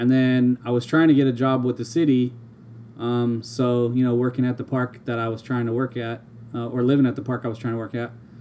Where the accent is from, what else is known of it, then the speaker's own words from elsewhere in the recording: Torrance, California, United States; also born or lived in Long Beach, California; I was born 1977 in Torrance, California, to a single mom. Dad bailed out, and I was raised as an only child until the age of 12 when my mom met my stepdad. And then I had a stepbrother, and yeah, I just kind of went from there. We moved to Long Beach, and I went to the Paramount Unified School District for junior high and high